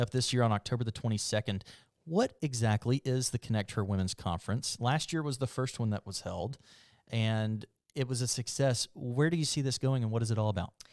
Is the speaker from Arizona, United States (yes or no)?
no; Mobile, Alabama, United States; moved away; I'm from Mobile